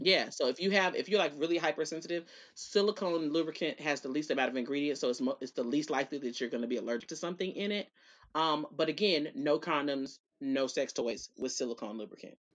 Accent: Dallas, Texas, United States; accent: Southern; I was born here. I was born at County at Parkland

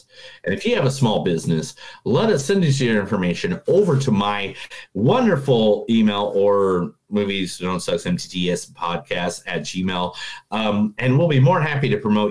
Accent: Indiana, United States; I'm from Indiana

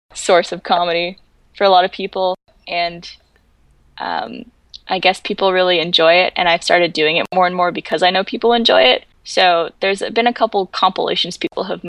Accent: Canada; moved away; I was from Canada

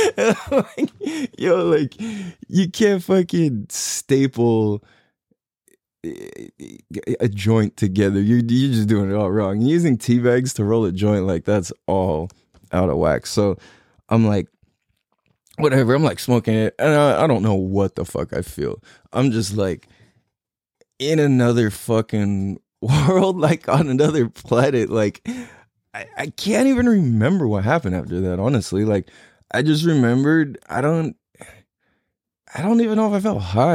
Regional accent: San Diego, California, United States; I'm born and raised in California, t, uh, San Diego, California

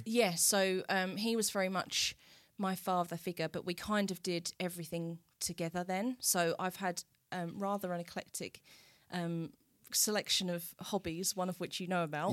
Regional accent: Southminster, East of England, United Kingdom; also born or lived in Colchester; we went back to Southminster, which is where I then grew up, um, and still live.

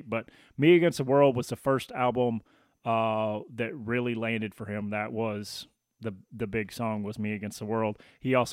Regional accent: Tennessee, United States; moved away; so that's kind of me with Tennessee and moving back.

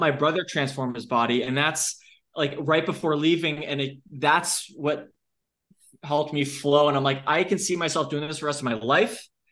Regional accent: Long Island, New York, United States; I'm from Long Island

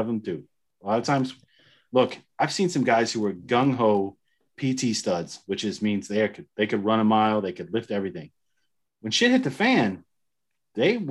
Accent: the South, United States; I grew up in the South

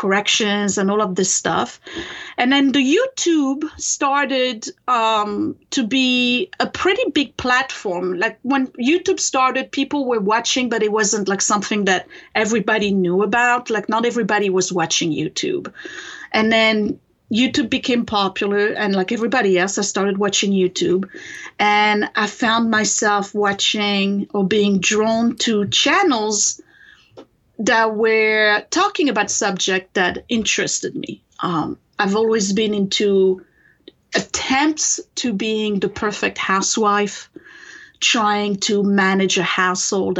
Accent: France; English is a second language; moved away as an adult; now in United States; I was born in France and raised there.

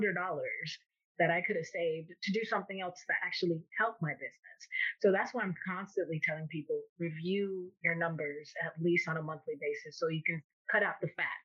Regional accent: Miami, Florida, United States; I am born and raised in Miami, Florida

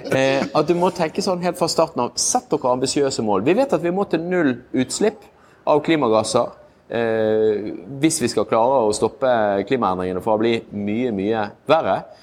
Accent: Bergen, Vestland, Norway; moved away; jeg er jo en bergenser

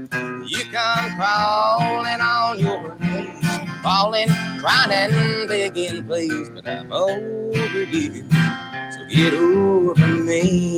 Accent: Garrard County, Kentucky, United States; accent: southern; I'm from Garrett County, Kentucky. I'm 17 years old

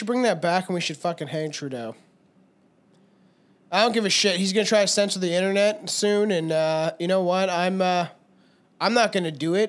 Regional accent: Minnesota, United States; I'm from Minnesota, bud

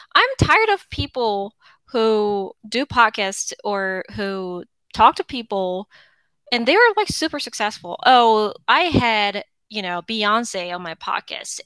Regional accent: Seoul, South Korea; moved away as an adult; now in United States; I am originally from South Korea, Seoul. I got married and I uh, um, came to the United States

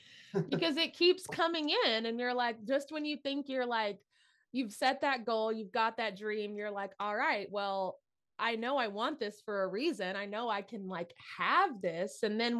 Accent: Tennessee, United States; I'm from Tennessee. So that was my backyard.

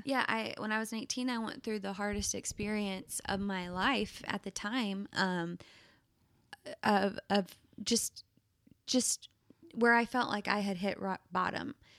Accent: Plano, Texas, United States; my hometown, Plano, Texas

